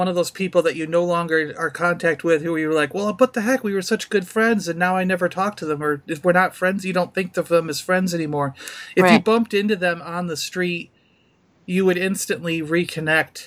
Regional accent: New York, United States; moved away as an adult; now in Florida, United States; When I lived in New York, because of growing up in New York, I had so many different groups of friends.

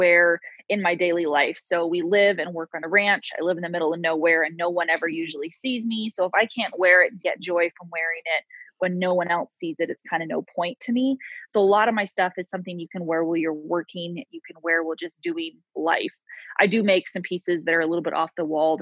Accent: Coalinga, Central California, United States; moved away as an adult; also born or lived in Bozeman, Montana; now in Frenchglen, United States; I was actually born and raised in Central California. Kalinga is the name of the town. So it's pretty much halfway between LA and San Francisco

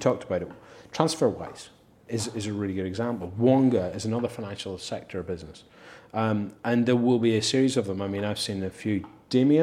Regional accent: Belfast, Northern Ireland, United Kingdom; now in London, United Kingdom; Having been born and brought up in Belfast

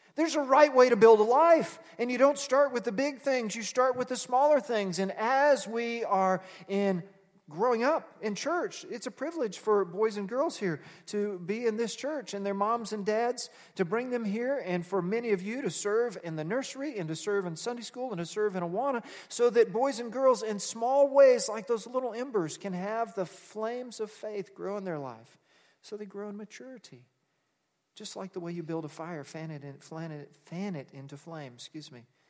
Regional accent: Texas, United States; now in Nebraska, United States; I'm from Texas, so I can say howdy, even though I've lived in Nebraska a long time

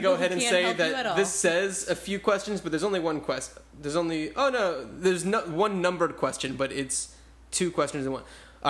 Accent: New Jersey, United States; And I grew up in New Jersey, so there were a few months, the winter time, as some call it, where it was the courtyard was like filled with snow and everything

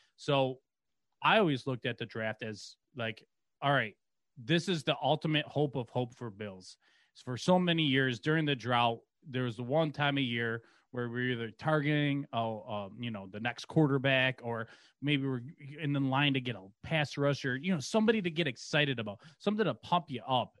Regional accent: Buffalo, New York, United States; growing up in Buffalo, or around Buffalo

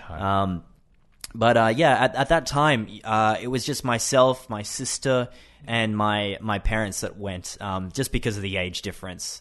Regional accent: Brisbane, Queensland, Australia; I am 28 and I am from Australia, Brisbane.

